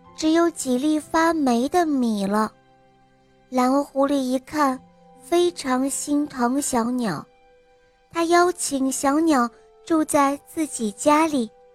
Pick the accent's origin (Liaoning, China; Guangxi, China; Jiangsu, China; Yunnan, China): Jiangsu, China; 我来自江苏